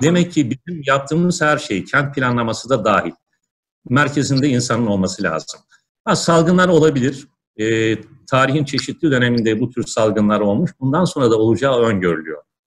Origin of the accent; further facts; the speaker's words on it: Ankara, Turkey; now in Istanbul, Turkey; ben Ankaralıyım